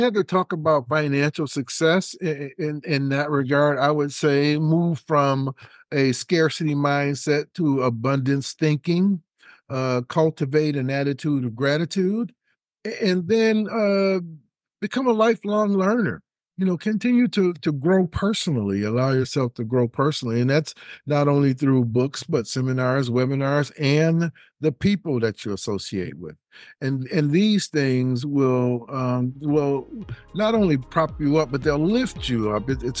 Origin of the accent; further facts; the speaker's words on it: Detroit, Michigan, United States; And I'm from the Motor City, from Detroit originally.